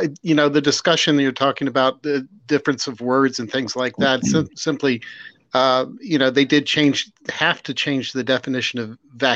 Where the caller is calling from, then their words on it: Virginia, United States; I'm calling from Central Virginia.